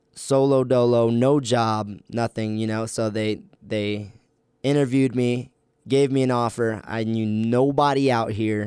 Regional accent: Ocala, Florida, United States; moved away as an adult; also born or lived in New York / Virginia Beach / Chicago; now in Logan, United States; I grew up in Ocala, Florida, which is the boonies

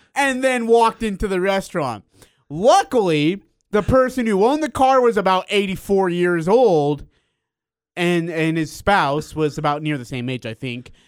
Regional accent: India; now in Utah, United States; I'm from India

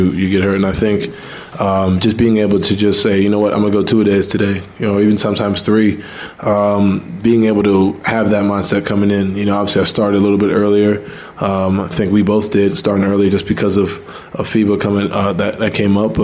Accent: New York, United States

